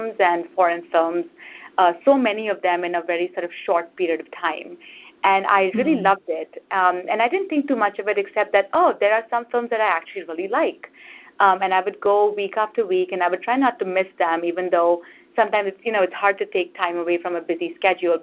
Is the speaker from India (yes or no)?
yes; India; moved away as an adult; now in United States; when I was growing up in India